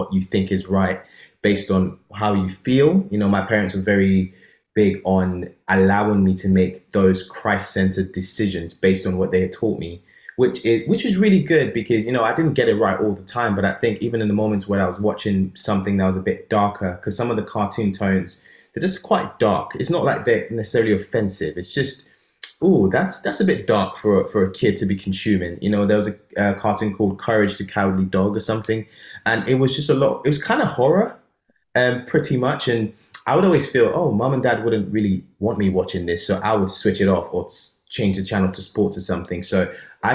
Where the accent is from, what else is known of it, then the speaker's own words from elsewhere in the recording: Nigeria; moved away; in my country, Nigeria, because I grew up in Nigeria